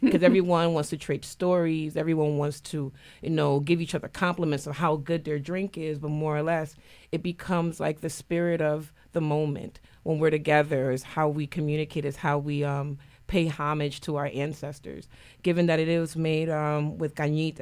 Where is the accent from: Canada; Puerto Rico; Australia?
Puerto Rico; now in New Haven, United States; I grew up in Puerto Rico before I moved to New Haven.